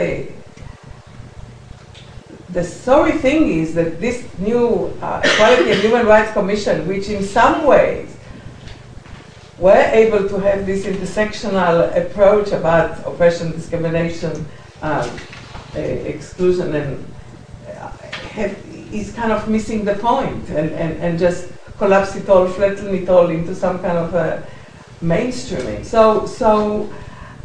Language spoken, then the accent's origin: English; Israel; now in United Kingdom; I come from Israel